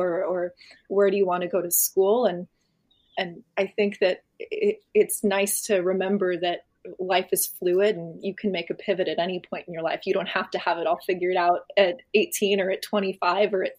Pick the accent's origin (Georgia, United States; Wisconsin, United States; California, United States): California, United States; San Clemente; growing up in San Clemente, which is a very small kind of sheltered town.